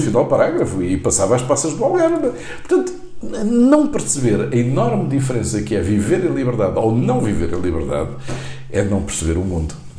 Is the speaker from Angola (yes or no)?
yes; Angola; now in Portugal; eu nasci em Angola